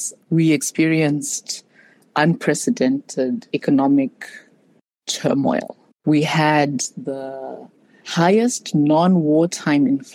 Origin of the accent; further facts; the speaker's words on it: Zimbabwe; moved away as an adult; also born or lived in South Africa / United States; now in Chicago, United States; I was born and raised in Zimbabwe